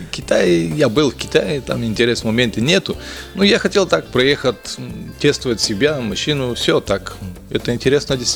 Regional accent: Bulgaria; Russian is a second language; ну, я из Болгарии, там история нормально, все. Образование было нормально.

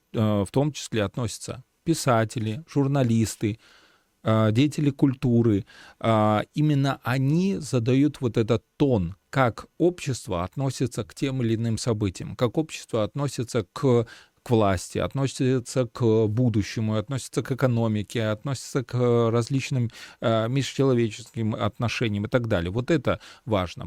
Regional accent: Belarus; мы э, сейчас, белорусы

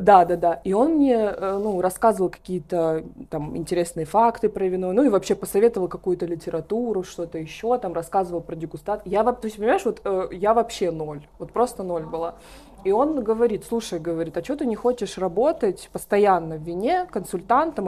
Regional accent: Pavlovsk, Voronezh Oblast, Russia; я родилась в Воронежской области, в городе Павловск

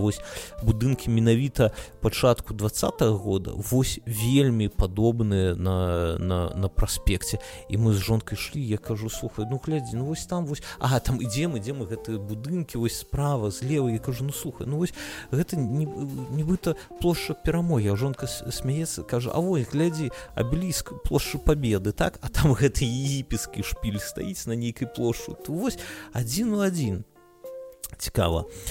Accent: Belarus; now in Lithuania; мы як беларусы

